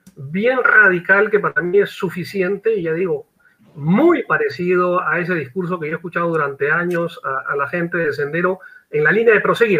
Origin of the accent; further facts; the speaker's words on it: Peru; como peruano